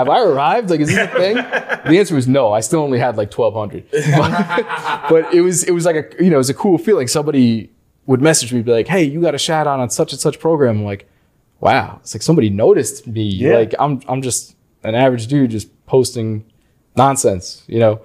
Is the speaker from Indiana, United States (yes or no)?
no; Long Island, New York, United States; I'm from Long Island, New York